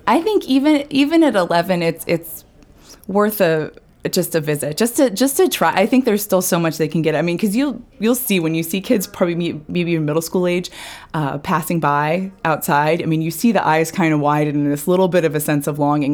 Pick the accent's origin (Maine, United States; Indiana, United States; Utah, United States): Maine, United States; Falmouth; also born or lived in New York; I'm from Falmouth originally